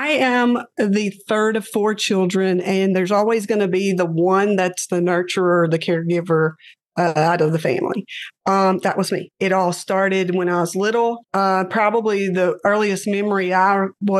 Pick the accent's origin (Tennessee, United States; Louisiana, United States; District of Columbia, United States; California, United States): Louisiana, United States; I'm from Louisiana.